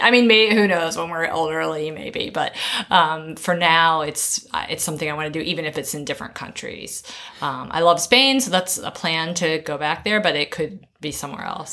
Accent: Maryland, United States; moved away as an adult; also born or lived in North Carolina / Tennessee / Georgia / Florida; now in Shanghai, China; Maryland is my. That's where I spent my most of my childhood

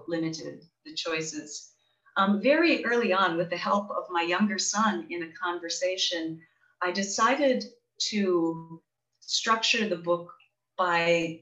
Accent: Charlevoix, Michigan, United States; now in West Michigan, United States; my hometown in Charlevoix in northern Michigan

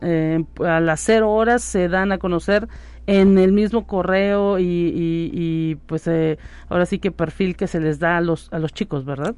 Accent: Mexico; México también vive ese problema de la migración y pues también hay tanto eh, colombianos como venezolanos que quieren pasar hacia el norte de nuestro país

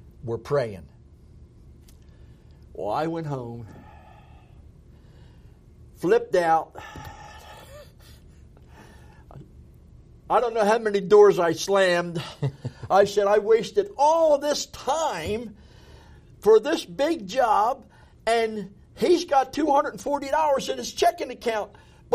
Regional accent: Magnolia, New Jersey, United States; born or raised there; also born or lived in Philadelphia, Pennsylvania

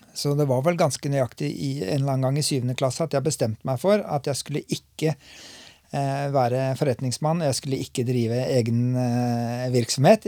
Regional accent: Lunde, Norway; also born or lived in Oslo; jeg var bare en liten guttunge når vi flytta til Lunde

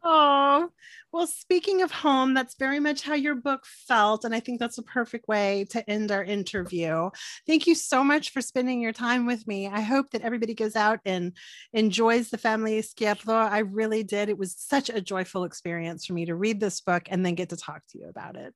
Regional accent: Corpus Christi, Texas, United States; I'm from Corpus

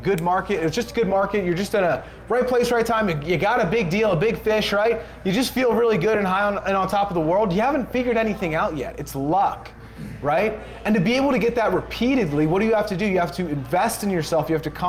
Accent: Pennsylvania, United States

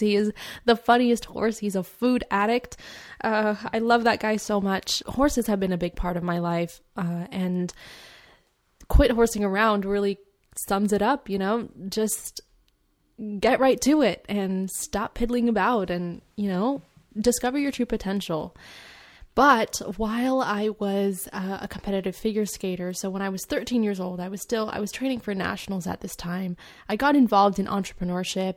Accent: California, United States; also born or lived in Edmonton, London, United Kingdom; My family, my mom, my dad, and I, we moved out here to California because of my dad's job relocation

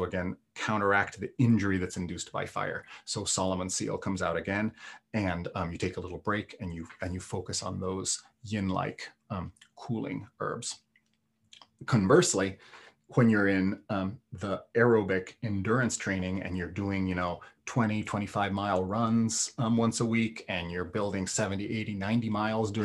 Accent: Italy; also born or lived in Kansas City; now in Vermont, United States; I grew up in the Alps

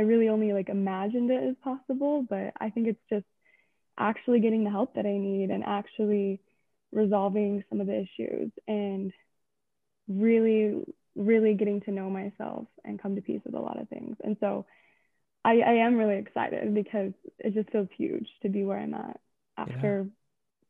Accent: Delta, Utah, United States; also born or lived in Salt Lake City, Utah; Born and raised in Delta, Utah

